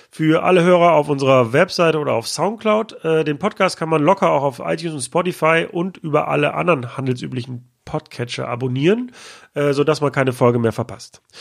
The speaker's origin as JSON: {"language": "German", "town": "Düsseldorf", "region": "North Rhine-Westphalia", "country": "Germany", "moved": "yes", "lives_now": "Berlin, Germany", "said": "Nee, ich bin Düsseldorfer."}